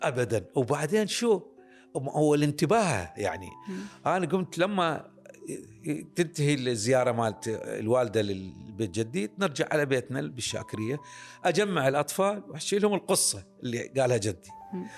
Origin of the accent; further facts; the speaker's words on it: Baghdad, Baghdad Governorate, Iraq; ولادتي انا بغداد كراده مريم ومنطقه شعبيه بمنطقه فقيره فقيره جدا يعني هذه بيوتها من الطين وسقوفها من العمدان نشأنا بها انولدت بها